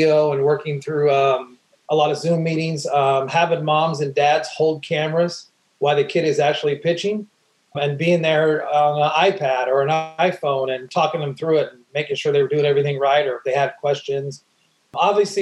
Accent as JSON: {"language": "English", "region": "Oregon", "country": "United States", "tie": "born or raised there", "also_born_or_lived": "Great Lakes, Illinois", "said": "I grew up in Oregon, born in Great Lakes. My dad was in the military, in the Marines"}